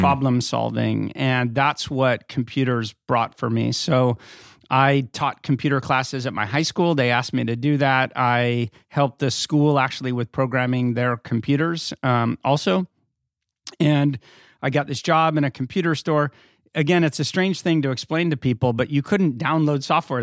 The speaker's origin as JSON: {"language": "English", "region": "Northern California", "country": "United States", "tie": "born or raised there", "also_born_or_lived": "Philadelphia", "lives_now": "Los Angeles, United States", "said": "I grew up in California. I grew up in Northern California"}